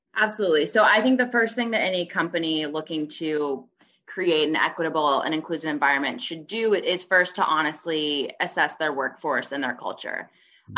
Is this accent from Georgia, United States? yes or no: yes; Atlanta, Georgia, United States; moved away as an adult; also born or lived in Princeton, New Jersey / New York; I'm originally from Atlanta, Georgia